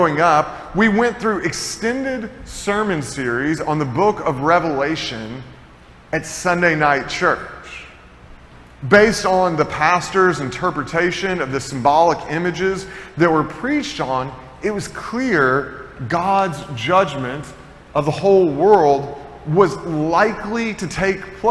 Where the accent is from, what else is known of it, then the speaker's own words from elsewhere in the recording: Tennessee, United States; moved away; I grew up in Tennessee